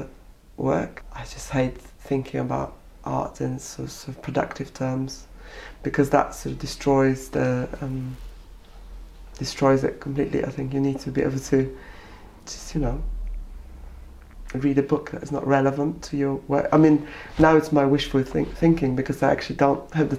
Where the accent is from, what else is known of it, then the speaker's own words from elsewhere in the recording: Poland; now in United Kingdom; not being recognised at home as a Polish artist